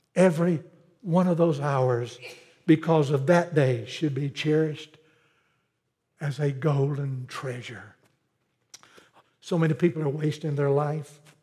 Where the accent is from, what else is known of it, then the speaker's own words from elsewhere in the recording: Pelzer, South Carolina, United States; Growing up in Pelzer, South Carolina, I grew up when textile was big, the cotton mill was big